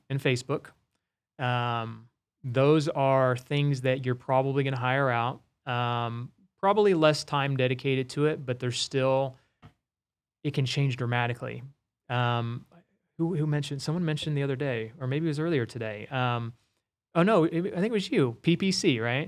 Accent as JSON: {"language": "English", "town": "Wichita", "region": "Kansas", "country": "United States", "tie": "born or raised there", "said": "my hometown of Wichita"}